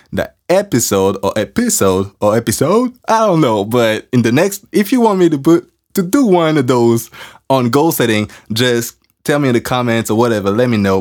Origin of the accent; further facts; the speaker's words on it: France; accent: French; English is a second language; I'm working on my accent because I'm French